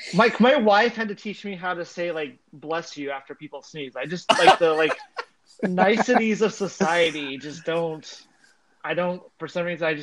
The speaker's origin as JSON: {"language": "English", "region": "Arizona", "country": "United States", "tie": "born or raised there", "said": "I grew up mowing lawns in Arizona"}